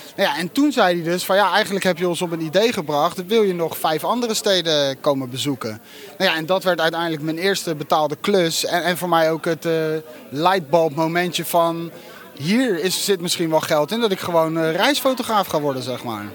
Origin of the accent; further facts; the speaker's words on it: Netherlands; je hebt als Nederlander nog nooit zoiets meegemaakt.